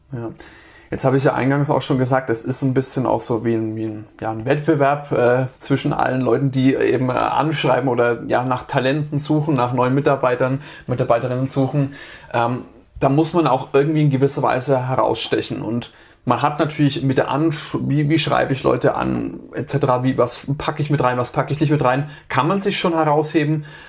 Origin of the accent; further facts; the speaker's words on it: Germany; bei uns in Deutschland